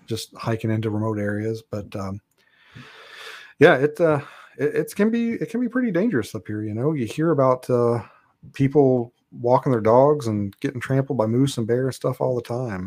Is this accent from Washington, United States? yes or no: no; Kentucky, United States; moved away as an adult; now in Alaska, United States; I'm from Kentucky originally.